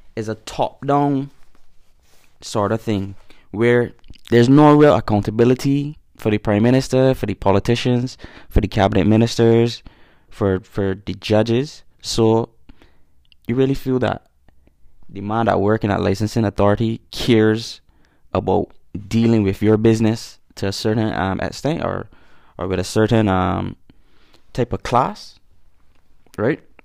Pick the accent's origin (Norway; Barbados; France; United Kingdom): Barbados